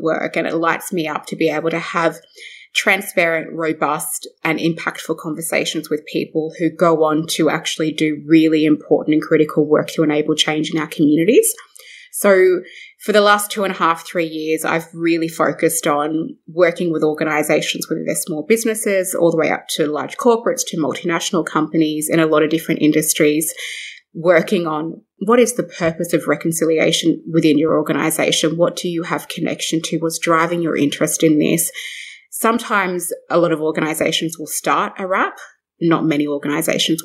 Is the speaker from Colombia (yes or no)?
no; Brewarrina, New South Wales, Australia; also born or lived in Broken Hill; I was born in Broken Hill on Barkindji country, and I was raised in Brewarrina with my mum